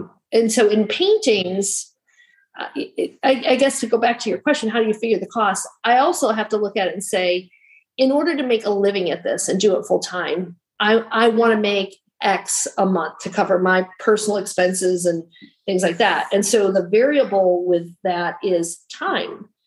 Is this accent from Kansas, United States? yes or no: no; Michigan, United States; now in North Carolina, United States; I'm originally from Michigan